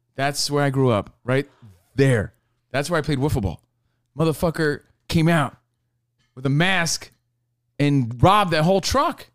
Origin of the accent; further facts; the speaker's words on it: Union, New Jersey, United States; moved away; my hometown of Union, New Jersey